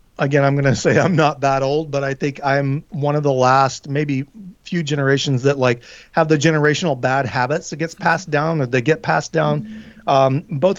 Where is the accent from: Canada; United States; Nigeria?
United States; Tennessee; I do love Nashville. It's in my home state of Tennessee.